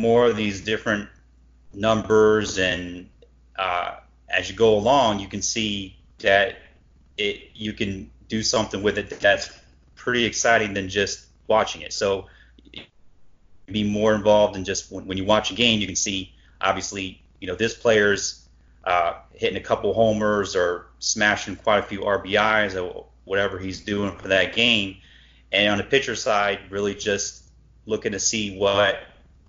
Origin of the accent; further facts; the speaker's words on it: Cleveland, Ohio, United States; growing up in Cleveland